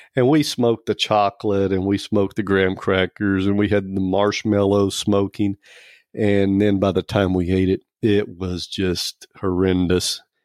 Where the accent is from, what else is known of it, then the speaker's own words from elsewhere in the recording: Oklahoma, United States; I'm from Oklahoma. And, um, I'm an Okie